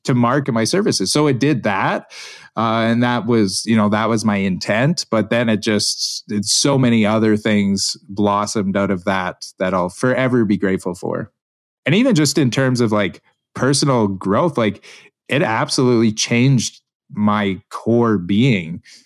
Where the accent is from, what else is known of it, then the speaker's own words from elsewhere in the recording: Alberta, Canada; I grew up here in Alberta, Canada